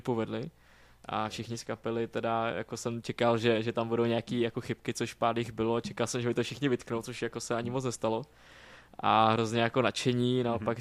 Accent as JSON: {"language": "Czech", "region": "Moravia", "country": "Czechia", "tie": "born or raised there", "moved": "as an adult", "lives_now": "Prague, Czechia", "said": "jak jsem z Moravy, tak prostě Brno je mi taky jako blízký"}